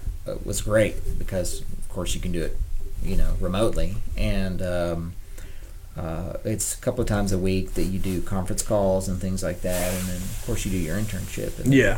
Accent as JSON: {"language": "English", "country": "Germany", "tie": "born or raised there", "said": "Yeah, I mean, I would say a portion of my life I grew up in Germany."}